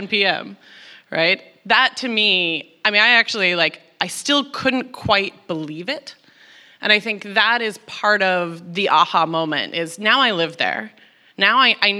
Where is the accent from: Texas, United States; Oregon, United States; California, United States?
Texas, United States; moved away as an adult; now in New York, United States; I grew up in Texas